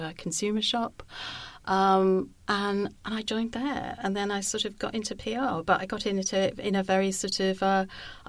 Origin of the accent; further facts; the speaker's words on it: Wales, United Kingdom; moved away as an adult; also born or lived in Brighton / London; I'm a girl from Wales.